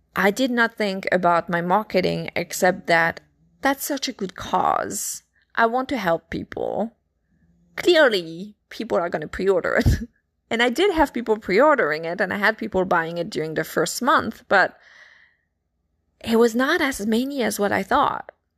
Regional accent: France; accent: French; my French accent

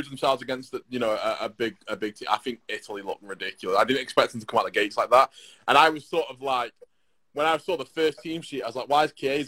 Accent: England, United Kingdom

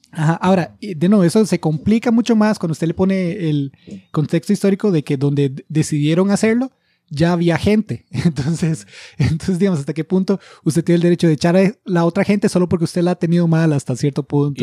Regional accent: Costa Rica

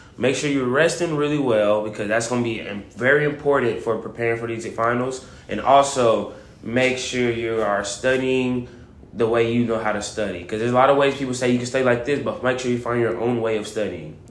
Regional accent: Waco, Texas, United States; I'm from Waco

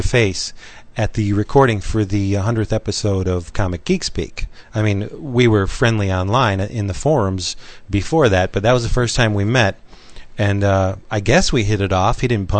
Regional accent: Pennsylvania, United States; I'm from Pennsylvania, birthplace of the great CGS, keystone of the podcast community.

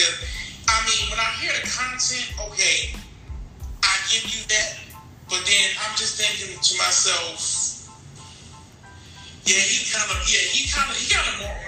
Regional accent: North Carolina, United States; I'm from the South, and as most young men I know, I'm from North Carolina.

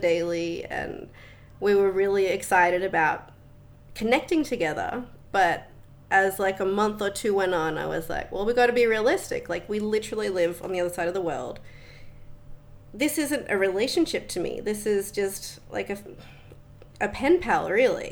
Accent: Australia; moved away as an adult; also born or lived in Netherlands; now in Bali, Indonesia; I grew up in Australia. I spent a couple of years at school, beginning of primary school in the Netherlands. But other than that, born and raised Australian.

